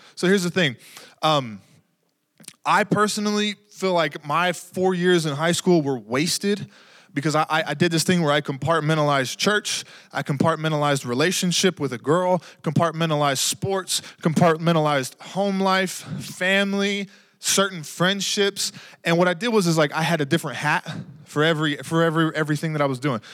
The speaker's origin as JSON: {"language": "English", "region": "Texas", "country": "United States", "tie": "born or raised there", "moved": "yes", "lives_now": "New Mexico, United States", "said": "I grew up in Texas"}